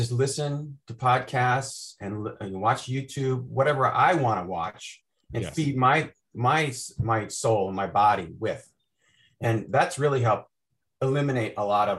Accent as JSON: {"language": "English", "town": "Chillicothe", "region": "Illinois", "country": "United States", "tie": "born or raised there", "said": "I grew up in a really small town in Illinois, near Peoria"}